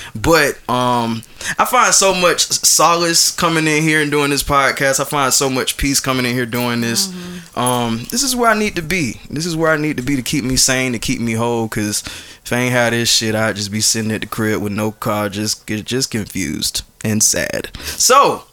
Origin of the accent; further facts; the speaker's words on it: Atlanta, Georgia, United States; I'm from Atlanta